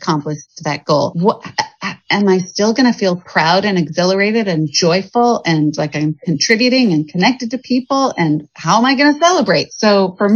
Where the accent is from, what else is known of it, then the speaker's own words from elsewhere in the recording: Evergreen, Colorado, United States; moved away as an adult; also born or lived in Boston / New York; now in Portland, United States; I grew up in Evergreen, Colorado, which was up in the mountains